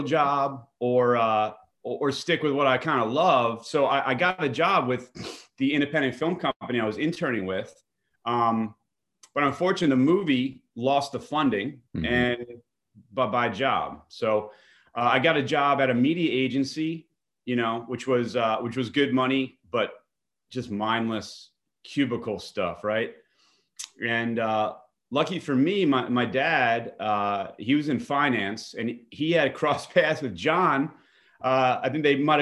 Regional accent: Bergen County, New Jersey, United States; I grew up in New Jersey, in Bergen County, New Jersey, North Jersey

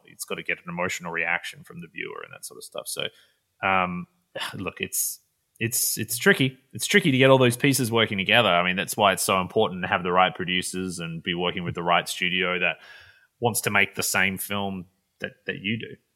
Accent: Perth, Western Australia, Australia; moved away as an adult; now in Los Angeles, United States; So I grew up in Perth, Western Australia, which is about as far from where I'm living now in L A as you can get.

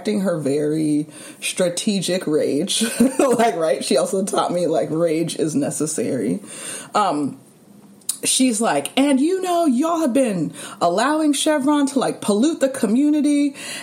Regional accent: California, United States; moved away as an adult; now in New York, United States; I will always be, like, a California girl, California person

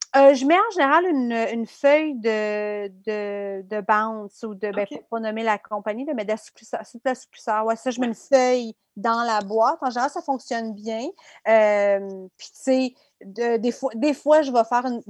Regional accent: Abitibi, Quebec, Canada; moi, j'ai grandi en Abitibi

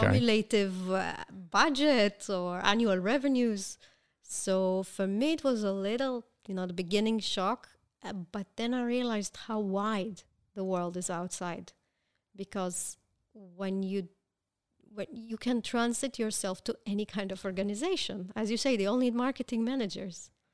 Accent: Israel; I was born here

